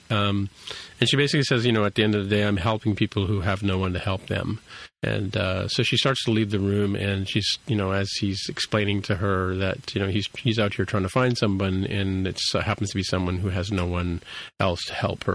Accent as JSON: {"language": "English", "country": "Canada", "accent": "Canadian", "said": "my Canadian accent"}